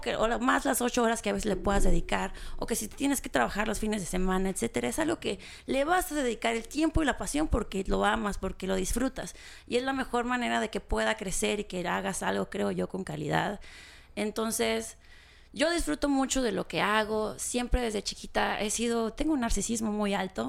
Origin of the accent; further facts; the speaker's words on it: Gómez Farías, Chihuahua, Mexico; also born or lived in Cuauhtémoc, Chihuahua / Mexico City; nací en Cuauhtémoc y viví 14, los primeros 14 años de mi vida en un pueblito que se llama Gómez Farías